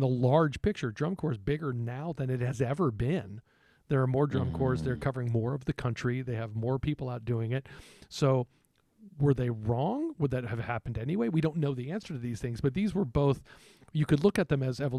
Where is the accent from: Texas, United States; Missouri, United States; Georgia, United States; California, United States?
Texas, United States; growing up in Texas, there weren't drum corps in Texas